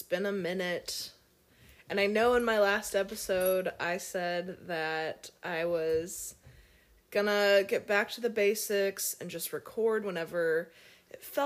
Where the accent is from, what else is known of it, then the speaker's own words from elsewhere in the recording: Cincinnati, Ohio, United States; I grew up in Cincinnati, Ohio